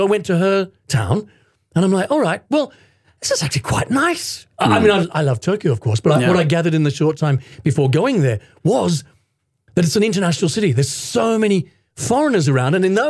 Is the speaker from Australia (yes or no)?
yes; Sydney, New South Wales, Australia; moved away as an adult; now in Japan; I was born in Sydney in Australia.